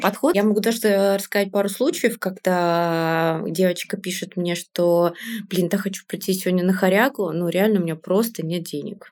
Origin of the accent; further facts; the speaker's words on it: Yaroslavl, Yaroslavl Oblast, Russia; moved away as an adult; now in Saint Petersburg, Russia; я из Ярославля